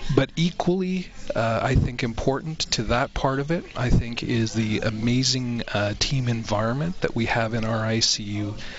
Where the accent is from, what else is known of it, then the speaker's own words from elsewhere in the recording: Canada; being a Canadian